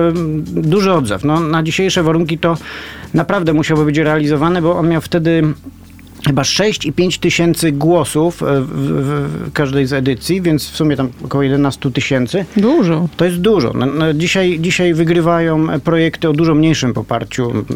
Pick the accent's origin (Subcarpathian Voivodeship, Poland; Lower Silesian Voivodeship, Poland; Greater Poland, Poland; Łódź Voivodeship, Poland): Greater Poland, Poland; Poznań; jestem poznaniakiem